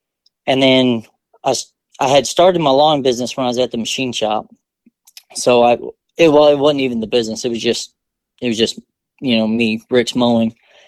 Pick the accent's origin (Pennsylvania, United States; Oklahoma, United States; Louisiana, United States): Oklahoma, United States; Vinita; also born or lived in Germany; I'm from Northeast Oklahoma, small town of Vinita. It's home of the world's largest glasshouse McDonald's.